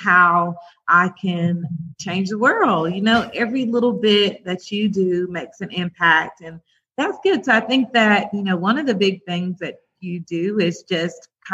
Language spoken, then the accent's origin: English; Rome, Georgia, United States; I'm born and raised in Rome, Georgia